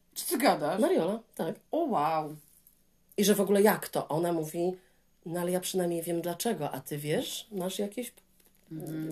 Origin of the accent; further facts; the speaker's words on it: Poland; also born or lived in England; now in United Kingdom; ja z Polski